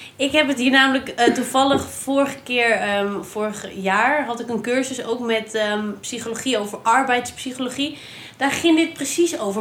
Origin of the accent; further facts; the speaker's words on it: Randstad, Netherlands; now in Nijmegen, Netherlands; ik kom uit de Randstad